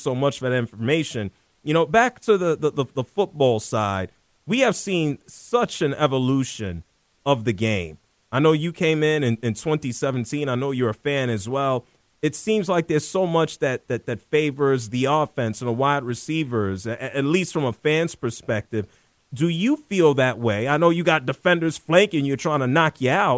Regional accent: New York City, New York, United States; growing up in the Bronx and Harlem

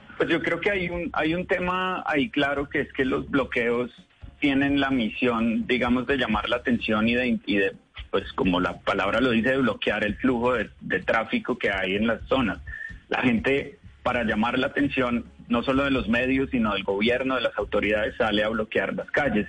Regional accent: Colombia; now in United States; Yo soy colombiano, eh, el equipo con el que yo trabajo en Vice News es colombiano, aunque vivimos en Estados Unidos

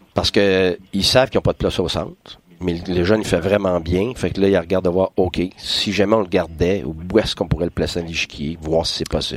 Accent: Quebec, Canada; je suis un Québécois

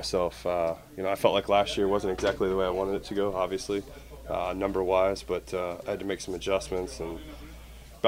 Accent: Ohio, United States; I'm from Ohio

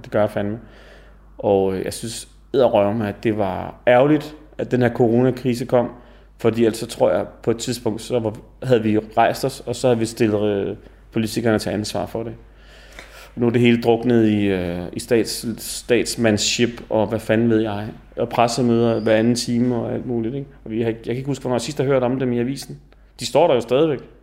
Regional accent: Denmark; jeg sad dernede som dansker

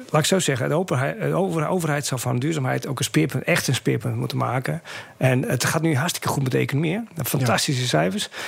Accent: Groningen, Netherlands; Ja, nou, ik kom uit Groningen, dus ik, ik ken de problematiek.

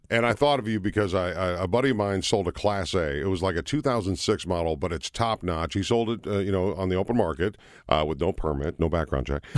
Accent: Minnesota, United States; I grew up in Minnesota

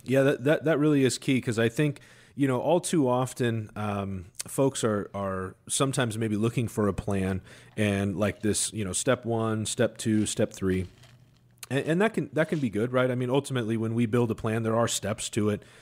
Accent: Seattle, Washington, United States; I'm homegrown, right? I'm from Seattle

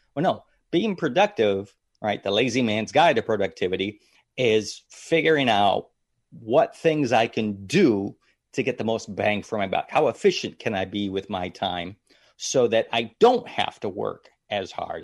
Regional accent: Madison, Ohio, United States; moved away; originally from Ohio, little town called Madison, Ohio, just outside of Cleveland, Ohio, right on the lake area

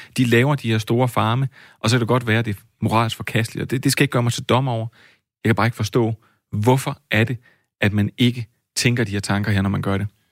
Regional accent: Flakkebjerg, Zealand, Denmark; ude for Flakkebær, hvor jeg voksede op som dreng

